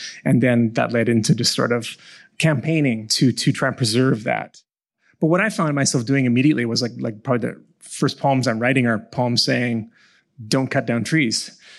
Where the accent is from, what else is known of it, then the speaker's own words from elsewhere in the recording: Victoria, British Columbia, Canada; But I was born on Saanich territory in Victoria, grew up there.